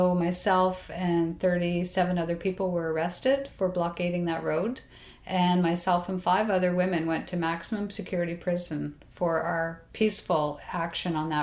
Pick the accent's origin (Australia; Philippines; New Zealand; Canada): Canada; Alberta; also born or lived in Toronto; now in Tofino, Canada; I came here from Alberta, which is where I grew up